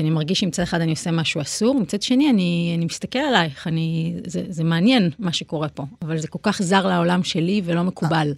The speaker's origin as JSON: {"language": "Hebrew", "town": "Petah Tikva", "region": "Central District", "country": "Israel", "tie": "born or raised there", "said": "ובפתח תקווה זה גם היה מאוד בולט, כי אימא שלי היה מאוד חשוב לה, למשל, שבחגים נלך לבית כנסת"}